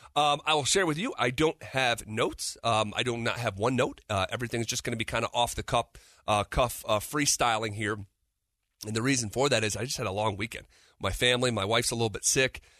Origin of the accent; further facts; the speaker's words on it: East Coast, United States; moved away; when I'm growing up on the East Coast